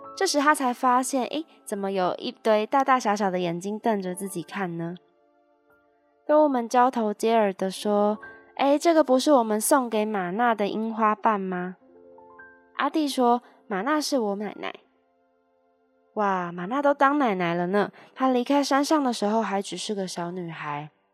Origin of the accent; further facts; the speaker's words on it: Taiwan; 身为台湾人